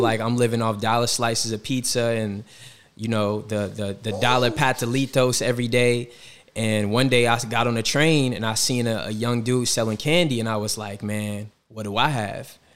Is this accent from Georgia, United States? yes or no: yes; Atlanta, Georgia, United States; moved away as an adult; also born or lived in Washington, D.C.; now in New York City, United States; growing up in Atlanta, I took summer classes at Morehouse when I was in high school